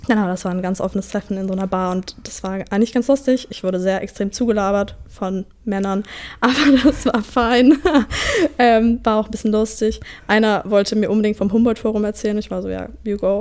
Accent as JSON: {"language": "German", "region": "Southern Germany", "country": "Germany", "moved": "yes", "said": "wir kommen beide aus Süddeutschland"}